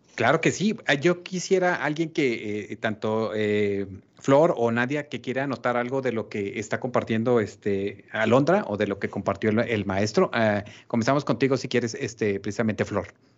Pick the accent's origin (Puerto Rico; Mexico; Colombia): Mexico